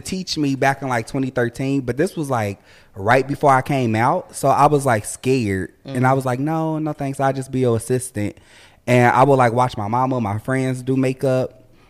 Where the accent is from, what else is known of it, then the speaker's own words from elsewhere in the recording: Cincinnati, Ohio, United States; from Cincinnati, Ohio. I'm a makeup artist in Cincinnati.